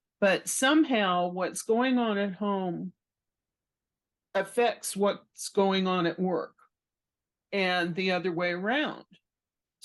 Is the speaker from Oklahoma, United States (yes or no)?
no; Galveston, Texas, United States; my hometown, which is Galveston, Texas.